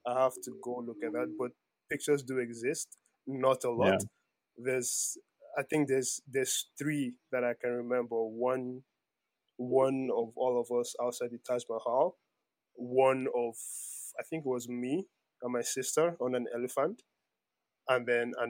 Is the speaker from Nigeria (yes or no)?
yes; Nigeria; I was born in Nigeria